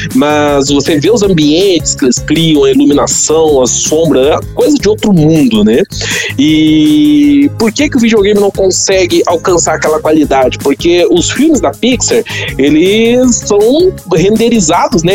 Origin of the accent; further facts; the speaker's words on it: Brazil; moved away as an adult; also born or lived in Japan; eu sou brasileiro